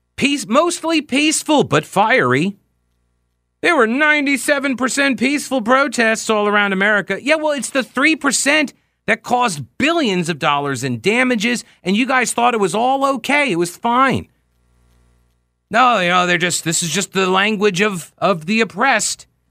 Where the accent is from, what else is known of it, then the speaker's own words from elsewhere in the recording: New York, United States; I'm from New York. I grew up watching Donald Trump on T V